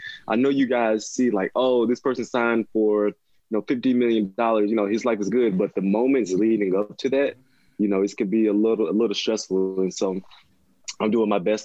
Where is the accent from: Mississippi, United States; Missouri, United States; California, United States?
Mississippi, United States; now in Seattle, United States; I grew up in Mississippi.